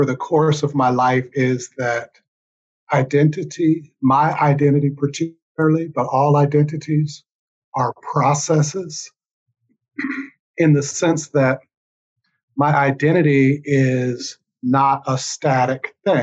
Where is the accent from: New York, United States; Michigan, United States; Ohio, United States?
Ohio, United States; Cincinnati; I grew up in Cincinnati and would go to South Georgia, where my parents were both from, every summer